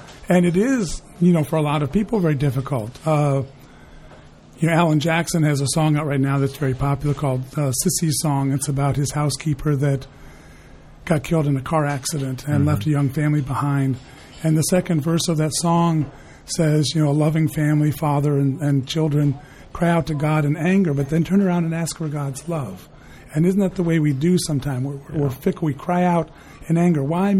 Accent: Ireland; I'm an Irishman who's kissed the Blarney Stone 5 times.

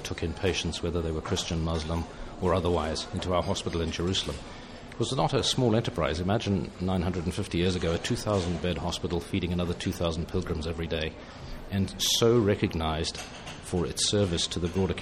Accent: United Kingdom; accent: British

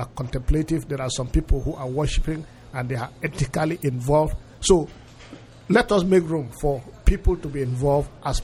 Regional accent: Nigeria; also born or lived in Europe; I am Nigerian. I was trained in Europe.

